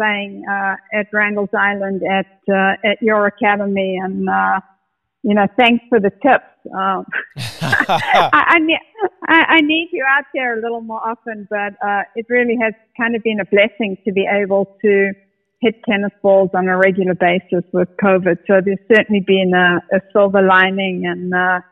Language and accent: English; South Africa; now in United States; I grew up in the apartheid era